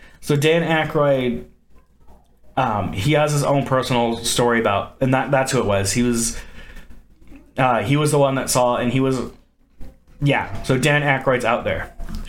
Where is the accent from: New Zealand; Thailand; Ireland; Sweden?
Ireland; I know it's a Scottish thing and I'm Irish